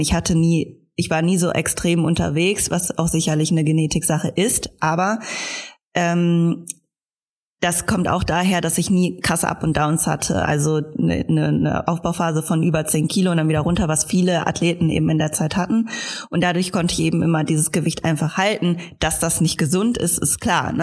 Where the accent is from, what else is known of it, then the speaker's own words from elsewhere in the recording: Germany; als Deutsche